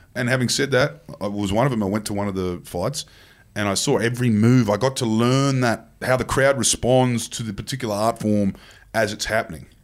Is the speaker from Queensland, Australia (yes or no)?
yes; Queensland, Australia; as a Queenslander